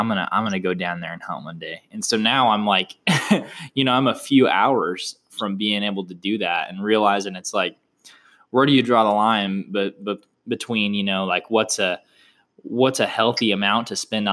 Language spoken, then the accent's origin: English; Oklahoma, United States; now in Austin, United States; I'm from Oklahoma